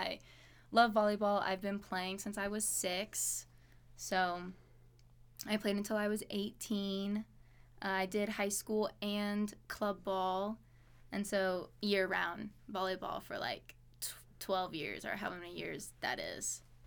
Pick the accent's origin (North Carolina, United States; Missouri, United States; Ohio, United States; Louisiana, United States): Louisiana, United States; moved away as an adult; also born or lived in Alabama / Pocatello, Idaho; now in Idaho Falls, United States; I was born in Alabama, and then, uh, my mom moved to Louisiana when I was two. So, from two to eighteen, lived there